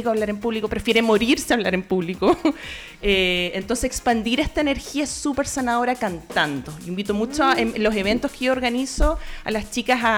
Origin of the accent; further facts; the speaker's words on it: Concepción, Biobío, Chile; Yo crecí en Conce